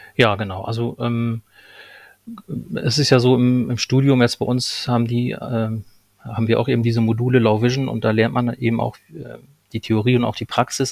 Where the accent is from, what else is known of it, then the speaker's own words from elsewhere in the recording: Lohne, Lower Saxony, Germany; moved away as an adult; also born or lived in Berlin; ich, ähm, komme gebürtig aus Niedersachsen, aus Lohne